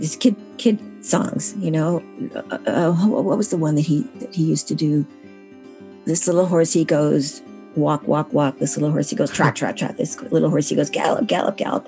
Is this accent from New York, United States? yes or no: yes; Syracuse, New York, United States; now in Massachusetts, United States; I was born in Syracuse, New York, and um, now live in Massachusetts.